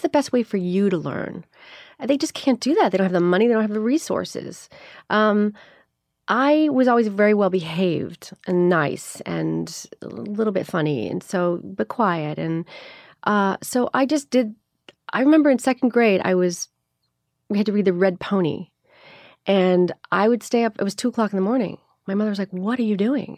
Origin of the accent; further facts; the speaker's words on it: Miami, Florida, United States; also born or lived in Chicago; I was born in Chicago. I grew up in Miami, though. We moved when I was seven.